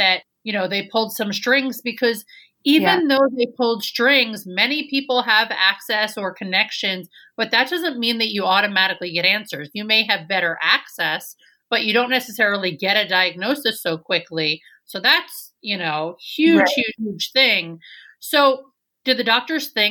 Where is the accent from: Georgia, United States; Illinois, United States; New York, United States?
New York, United States; As a native New Yorker